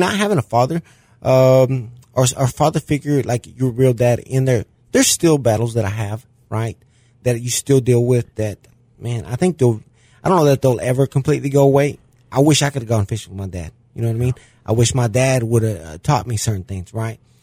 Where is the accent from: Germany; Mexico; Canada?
Mexico; Mexico City; born or raised there; now in De Queen, United States